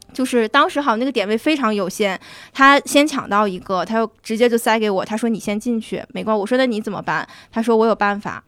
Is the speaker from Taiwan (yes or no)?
no; Northeast China, China; moved away; also born or lived in Egypt; 用我们东北话